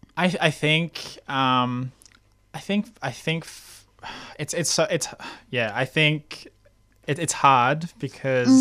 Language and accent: English; Australia; first language English; growing up with a uh, Asian heritage mm. in Australia